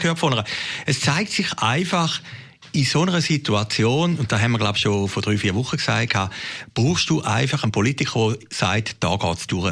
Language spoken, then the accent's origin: German; Switzerland; ich bin jetzt dort an Grenzen Grenze aufgewachsen